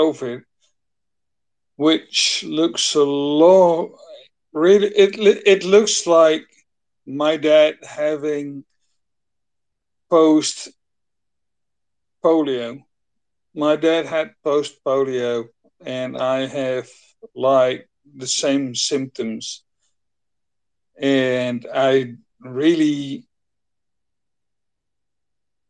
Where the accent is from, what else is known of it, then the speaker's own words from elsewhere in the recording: Netherlands; English is a second language; I'm from the Netherlands